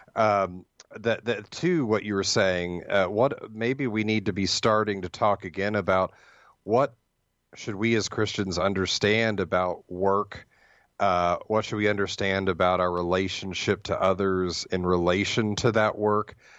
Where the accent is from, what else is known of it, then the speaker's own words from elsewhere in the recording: Ohio, United States; now in Hillsdale, United States; I grew up in Ohio, so I, I am an Ohio State fan